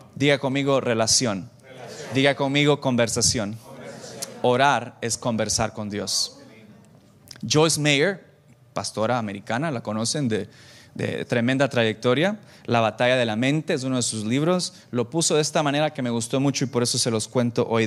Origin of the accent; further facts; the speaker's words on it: El Salvador; moved away; also born or lived in Santa Ana, El Salvador; yo tengo 38 años, soy salvadoreño